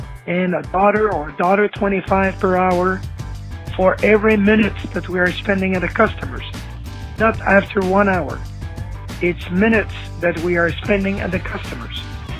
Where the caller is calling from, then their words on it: Montreal, Quebec, Canada; I'm calling from Montreal, Canada.